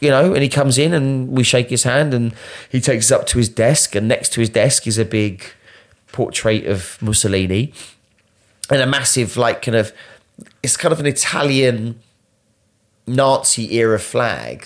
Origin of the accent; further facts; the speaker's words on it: Essex, East of England, United Kingdom; I was born in Essex